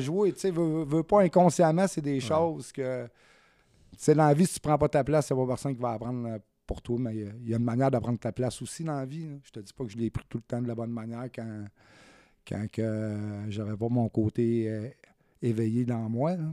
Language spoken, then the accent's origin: French; Saint-Jean-sur-Richelieu, Quebec, Canada; moved away as an adult; also born or lived in Saguenay, Quebec; je suis natif du Saguenay, mais je suis parti de là-bas, j'avais 6 ans, puis moi, j'ai fait ma... ma, vie ici, sur la Rive-Sud, à Saint-Jean, c'est... La... la, majeure partie de ma, vie, je l'ai passée à Saint-Jean-sur-Richelieu